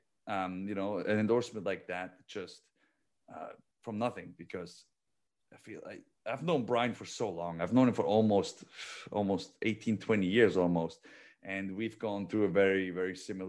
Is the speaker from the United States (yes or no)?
no; Switzerland; moved away as an adult; I'm a kid from Switzerland